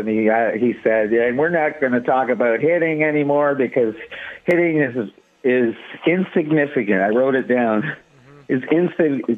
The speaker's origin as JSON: {"language": "English", "town": "Toronto", "region": "Ontario", "country": "Canada", "moved": "as an adult", "lives_now": "Las Vegas, United States", "said": "I'm from Toronto, Canada originally"}